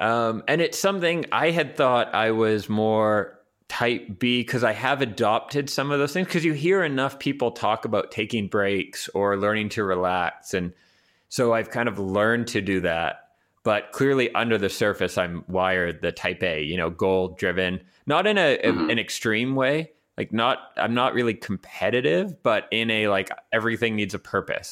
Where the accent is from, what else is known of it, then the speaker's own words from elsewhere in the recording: Vancouver, British Columbia, Canada; moved away as an adult; also born or lived in New York / Hamburg, Germany / Berlin, Germany / Bologna, Italy; now in Prague, Czech Republic; the people that I grew up with in Vancouver and my own family